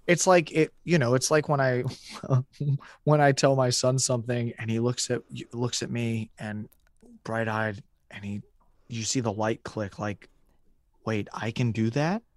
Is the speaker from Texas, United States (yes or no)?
yes; Houston, Texas, United States; moved away as an adult; also born or lived in Chicago; growing up in Houston from when I was ten till I was eighteen